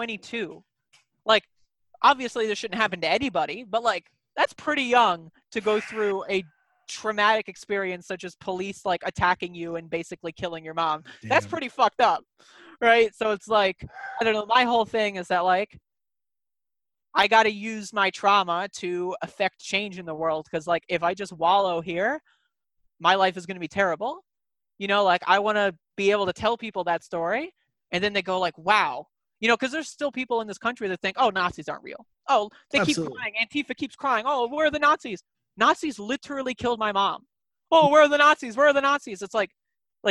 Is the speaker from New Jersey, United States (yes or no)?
yes; New Jersey, United States; I grew up in New Jersey